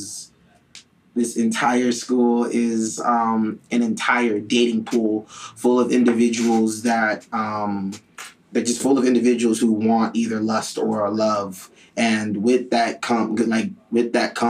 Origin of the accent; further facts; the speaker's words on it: Miami, Florida, United States; also born or lived in Ghana; I was raised in Miami, but I'm from Ghana